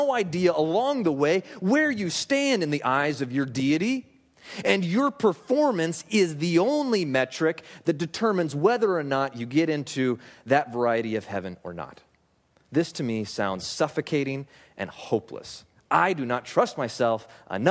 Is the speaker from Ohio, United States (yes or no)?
no; Alaska, United States; I grew up in Alaska